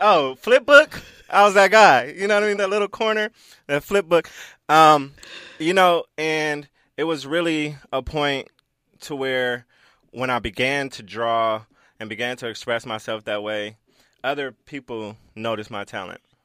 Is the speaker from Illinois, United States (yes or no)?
no; Los Angeles, California, United States; I grew up in South Central L A, you know, the gang capital